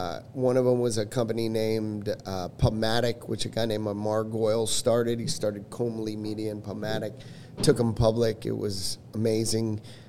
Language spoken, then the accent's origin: English; New York, United States; also born or lived in Washington, D.C.; I'm a New Yorker. So moved back to New York